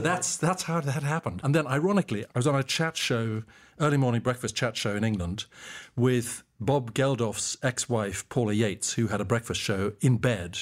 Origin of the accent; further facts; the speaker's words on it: Mbabane, Hhohho, Eswatini; moved away as an adult; also born or lived in Cape Town, South Africa; I was born and raised in Mbaban, Swaziland, which has now changed its name to Eswatini